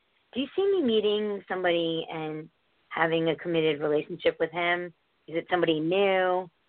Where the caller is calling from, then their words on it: Connecticut, United States; Hi, it's … from Connecticut.